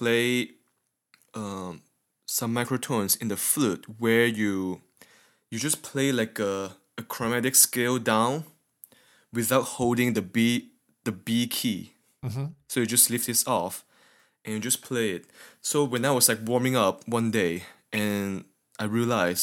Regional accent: Malaysia; now in United States; I'm from Malaysia

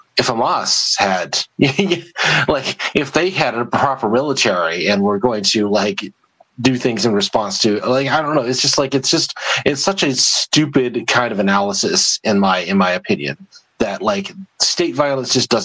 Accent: the American South, United States; I grew up in the American South

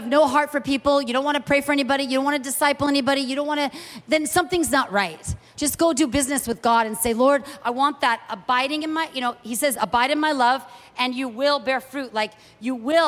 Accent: United States; moved away as an adult; also born or lived in Kuwait; as an American

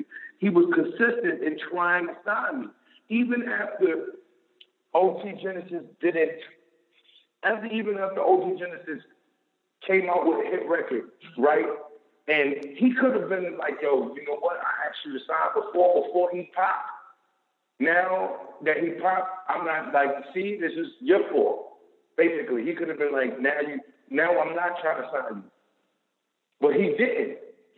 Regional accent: New York City, New York, United States; I'm from Harlem, New York

